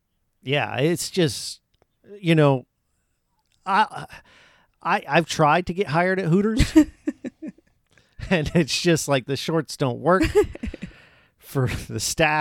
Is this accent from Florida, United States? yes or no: yes; Florida, United States; Florida. Born and raised.